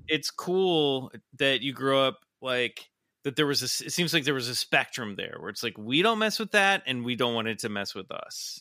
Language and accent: English; Midwest, United States; now in California, United States; growing up in the Midwest